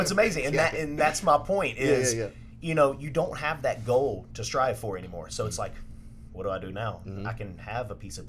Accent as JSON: {"language": "English", "town": "Mobile", "region": "Alabama", "country": "United States", "moved": "as an adult", "lives_now": "Dallas, United States", "said": "So I'm originally from Mobile, Alabama."}